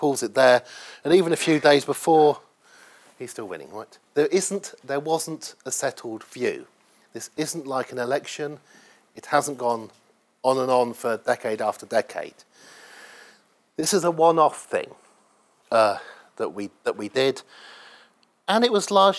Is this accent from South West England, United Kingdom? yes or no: no; Oxford, South East England, United Kingdom; I grew up in Oxford in the 1970s